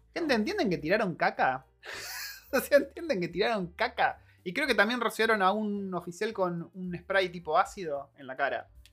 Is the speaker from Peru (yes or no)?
no; Argentina; now in New Zealand